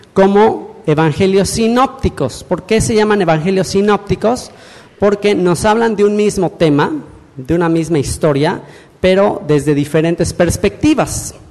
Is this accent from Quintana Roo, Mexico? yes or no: yes; Cancún, Quintana Roo, Mexico; yo soy mexicano, cancunense